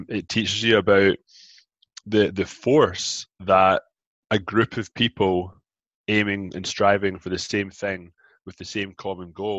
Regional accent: Scotland, United Kingdom; moved away as an adult; also born or lived in Glasgow; now in Toronto, Canada; I grew up in Scotland. I moved from Glasgow to Canada, Toronto, Ontario, about 13 years ago

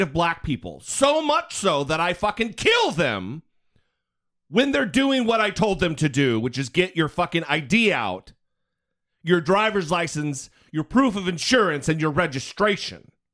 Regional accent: Idaho, United States; I'm from Idaho, so I feel your pain. I know what it's like to, to hail from a state where it's a little backwards.

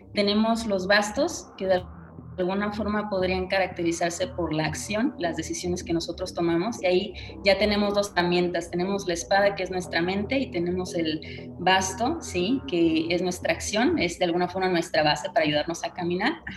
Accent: Tampico, Tamaulipas, Mexico; moved away as an adult; also born or lived in Mexico City; yo me mudé de Tampico, de donde yo nací

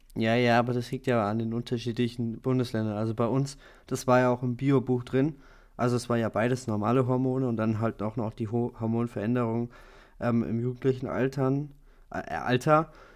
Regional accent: Germany; wir als Deutsche

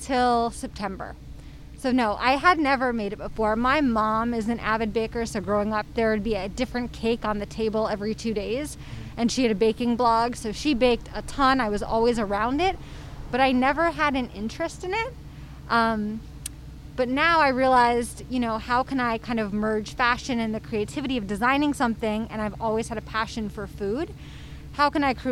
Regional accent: New York City, New York, United States; I'm from Brooklyn. Uh-huh. Lived here my whole life

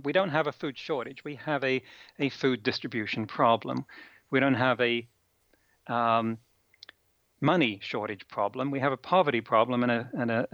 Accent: England, United Kingdom; now in United States; I come from England

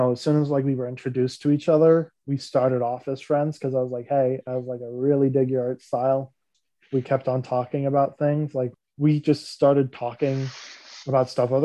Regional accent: United States; I'm an American

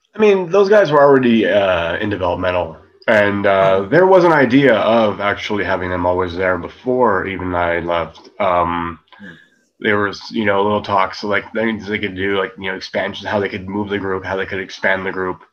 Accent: United States; now in Germany; I'm American

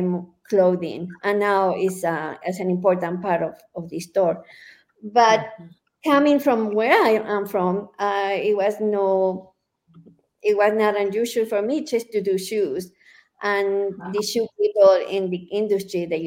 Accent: Guadalajara, Jalisco, Mexico; now in Santa Fe, United States; I come from Guadalajara, from Mexico.

